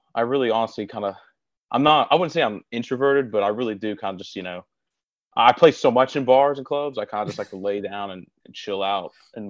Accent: Gainesville, Florida, United States; I'm born and raised here, so I can name you every part of the town.

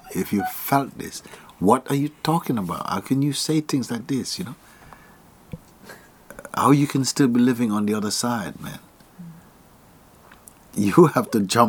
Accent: Jamaica; I was born in Jamaica

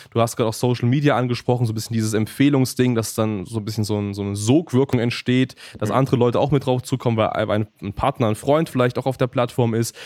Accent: Germany; man als Deutsche

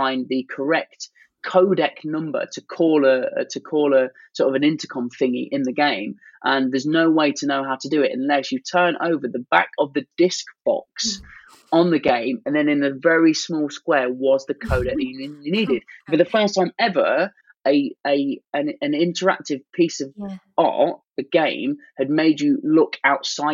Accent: Leicester, East Midlands, United Kingdom; growing up in Leicester

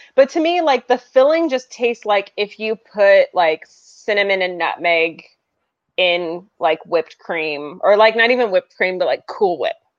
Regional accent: small Midwestern town, United States; I lived in a small Midwestern town

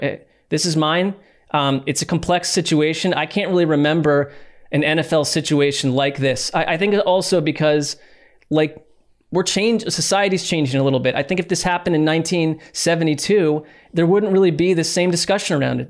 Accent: East Coast, United States; growing up on the East Coast

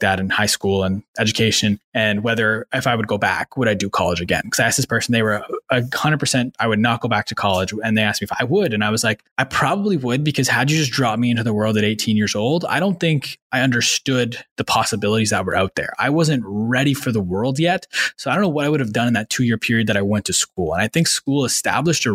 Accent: Manitoba, Canada; also born or lived in Ottawa; I grew up in Manitoba. I lived in Ottawa until I was 9, moved to Manitoba after that, did my high schooling there and middle school.

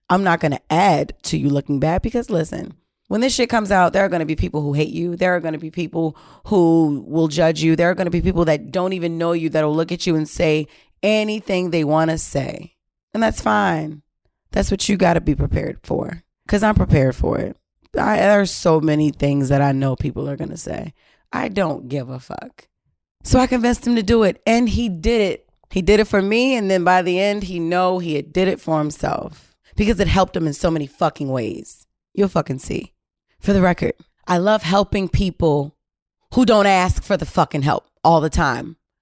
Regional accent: Baltimore, Maryland, United States; We're both from Baltimore City.

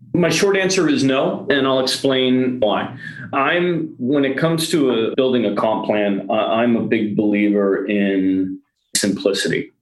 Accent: New York area, United States; i am from the New York area uh, originally

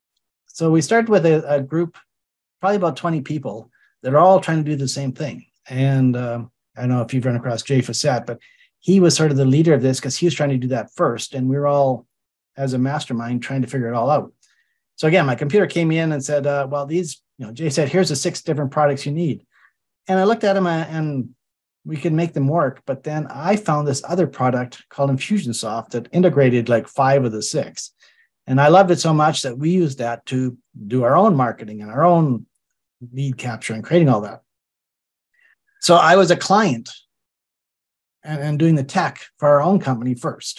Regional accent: Calgary, Alberta, Canada; I grew up in Calgary, which is an oil and gas town.

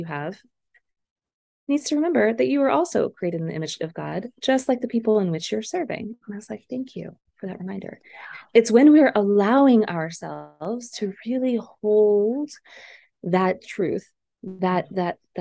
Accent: Philippines; I grew up in the Philippines during the People Power Revolution

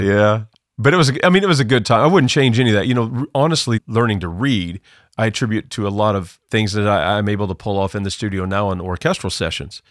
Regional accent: Southern Illinois, United States; moved away; I grew up in Southern Illinois. You could probably tell by my accent

